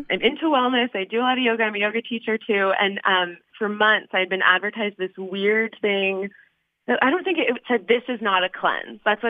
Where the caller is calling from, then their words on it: Brookline, Massachusetts, United States; I'm calling from Brookline.